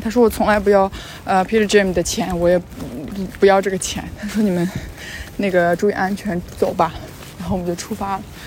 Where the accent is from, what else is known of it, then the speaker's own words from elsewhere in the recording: China; 我是来自中国